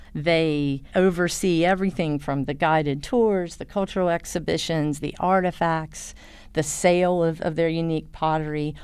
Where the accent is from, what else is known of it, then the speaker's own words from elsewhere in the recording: Southwest Virginia, United States; I'm from Southwest Virginia